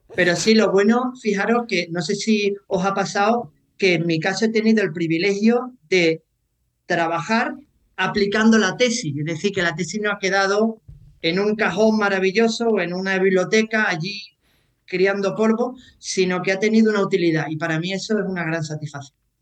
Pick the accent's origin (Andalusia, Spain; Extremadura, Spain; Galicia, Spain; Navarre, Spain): Andalusia, Spain; Seville; also born or lived in Croatia / Ireland; un andaluz sevillano en el extranjero